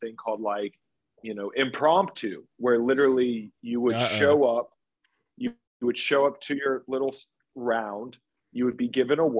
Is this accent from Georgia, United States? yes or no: yes; Marietta, Georgia, United States; moved away as an adult; also born or lived in Charleston, South Carolina / New York City; I'm originally from Atlanta, born and raised, my whole family from Marietta, Georgia, Cobb County